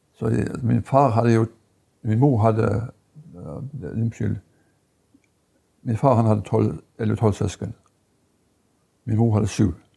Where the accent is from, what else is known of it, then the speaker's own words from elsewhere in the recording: Lista, Agder, Norway; jeg vokste opp på Lista. Og gikk min barneskole